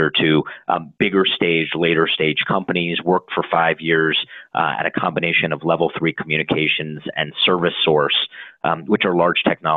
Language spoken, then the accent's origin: English; Denver, Colorado, United States; also born or lived in North Carolina; I grew up in Denver, Colorado, ventured off for college to North Carolina